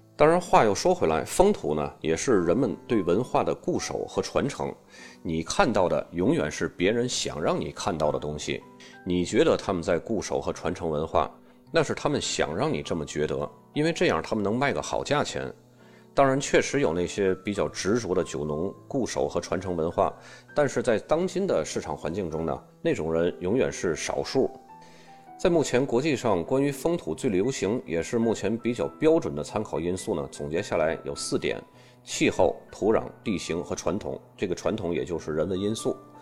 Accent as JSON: {"language": "Chinese", "country": "China", "said": "我们中国人"}